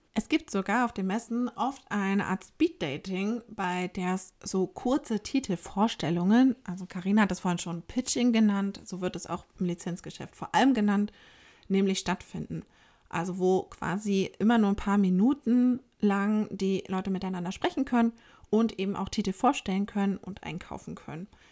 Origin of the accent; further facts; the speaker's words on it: Germany; bei uns in Deutschland